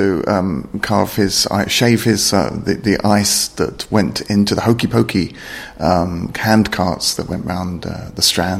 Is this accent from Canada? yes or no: no; London, United Kingdom; I was born in London